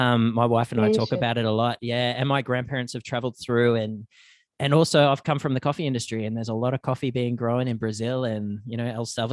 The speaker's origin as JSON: {"language": "English", "country": "Australia", "tie": "born or raised there", "moved": "yes", "lives_now": "Canada", "said": "For me, growing up in Australia, the seasons aren't as well defined as they are over here."}